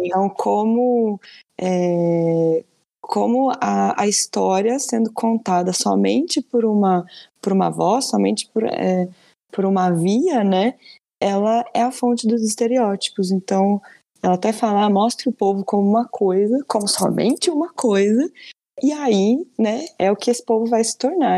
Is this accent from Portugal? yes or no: no; Brazil; enquanto né, brasileiros e brasileiras